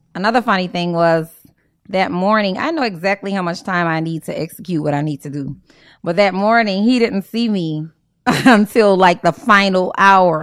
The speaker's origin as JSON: {"language": "English", "town": "New Orleans", "region": "Louisiana", "country": "United States", "tie": "born or raised there", "also_born_or_lived": "Houston", "moved": "as an adult", "said": "I grew up in the Ninth Ward on Desire and Claiborne"}